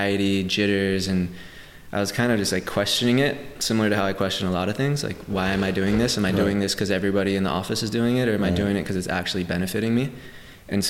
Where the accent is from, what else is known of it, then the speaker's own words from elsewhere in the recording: Santa Cruz, California, United States; moved away as an adult; also born or lived in Venice, Los Angeles; now in Los Angeles, United States; Growing up in Santa Cruz, there's this huge aversion to the valley